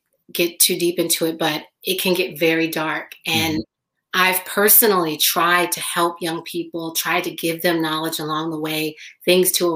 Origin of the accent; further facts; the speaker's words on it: Los Angeles, California, United States; I was born in Los Angeles